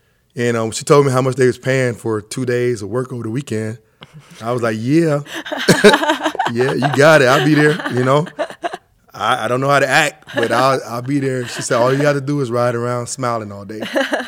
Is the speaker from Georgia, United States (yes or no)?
yes; Atlanta, Georgia, United States; also born or lived in Germany; now in Portland, United States; no, I grew up primarily in Atlanta, Georgia. Lived there till I was 12.